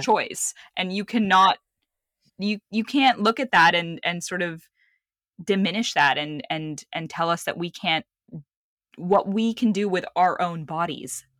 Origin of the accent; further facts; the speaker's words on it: Lebanon; moved away; also born or lived in Saudi Arabia; I was born in Saudi Arabia, and then I grew up in Lebanon